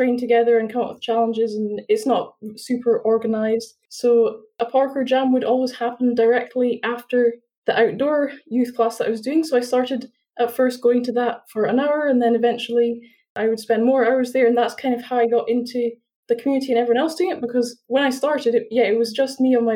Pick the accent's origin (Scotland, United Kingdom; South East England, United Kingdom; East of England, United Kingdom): Scotland, United Kingdom; Edinburgh; I'm from Edinburgh, so I'm still in Edinburgh studying at university, but yeah, I'm also born in Edinburgh.